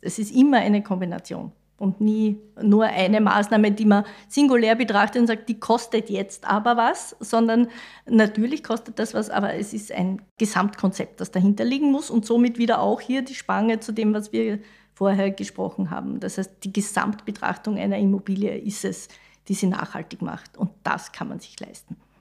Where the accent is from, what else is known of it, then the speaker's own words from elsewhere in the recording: Mariazell, Styria, Austria; also born or lived in Vienna; Ich komme vom Land, ich komme aus Mariazell, aus der Steiermark